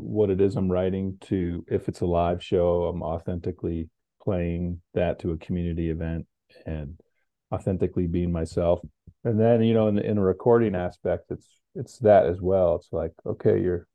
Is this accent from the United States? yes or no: yes; Connecticut, United States; also born or lived in New Mexico; I grew up in Connecticut and my father lived in New Mexico. So I was introduced to the West, but I was mostly a Connecticut fella